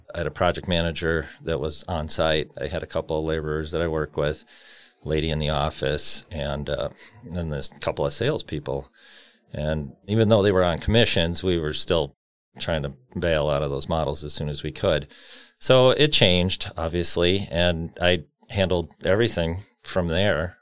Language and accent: English; Cudahy, Wisconsin, United States; also born or lived in San Bernardino, California; I grew up in Cudahy